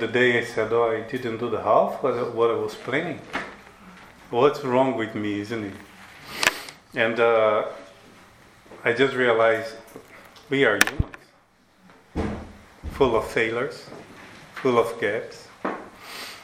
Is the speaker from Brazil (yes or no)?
yes; Brazil; English is a second language; moved away; I'm from Brazil